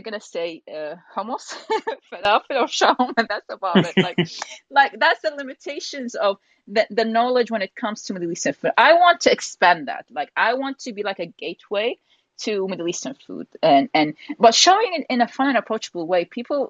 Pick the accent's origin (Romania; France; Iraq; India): Iraq; also born or lived in United Kingdom; So I'm originally from Iraq. I was born in UK.